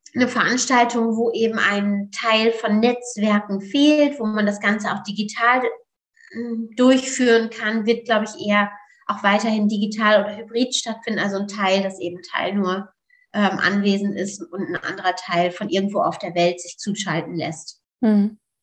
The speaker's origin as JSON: {"language": "German", "town": "Osnabrück", "region": "Lower Saxony", "country": "Germany", "tie": "born or raised there", "also_born_or_lived": "Netherlands", "moved": "as an adult", "said": "Ich komme aus Niedersachsen, aus Osnabrück"}